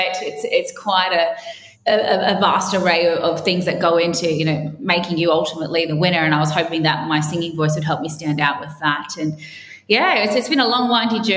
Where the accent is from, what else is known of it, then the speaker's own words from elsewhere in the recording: Cairns, Queensland, Australia; moved away as an adult; now in Sydney, Australia; growing up in Cairns in far north Queensland